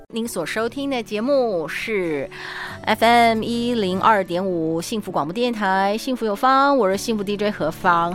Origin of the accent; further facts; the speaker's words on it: Yonghe, New Taipei, Taiwan; 我小时候住在永和，然后那个时候是永和路